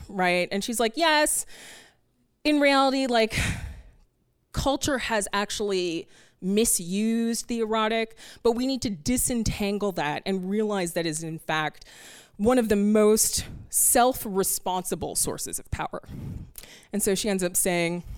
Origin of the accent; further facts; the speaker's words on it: Canada; moved away as an adult; now in New York City, United States; I'm a Canadian who has to live here now